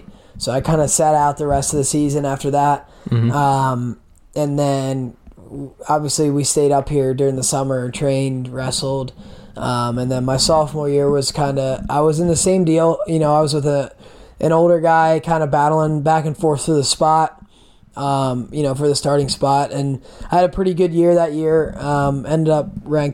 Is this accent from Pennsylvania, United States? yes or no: yes; Lancaster, Pennsylvania, United States; Lancaster, like southern end, almost to Maryland